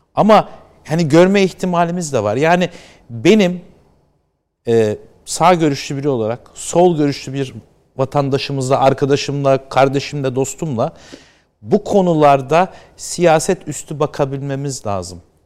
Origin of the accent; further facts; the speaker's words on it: United States; moved away; ben orada büyüdüm